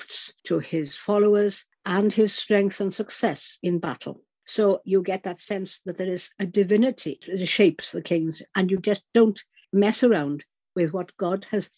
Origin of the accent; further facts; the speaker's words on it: Ystrad Mynach, Wales, United Kingdom; I was growing up in Ystradmynach